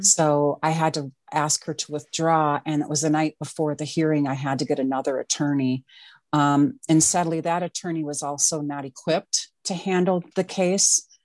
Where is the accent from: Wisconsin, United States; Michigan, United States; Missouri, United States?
Wisconsin, United States; now in Minneapolis, United States; I'm originally from Wisconsin.